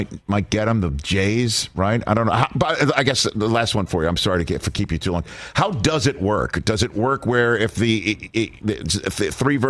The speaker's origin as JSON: {"language": "English", "town": "New York City", "region": "New York", "country": "United States", "tie": "born or raised there", "said": "somebody from my hometown of Staten Island"}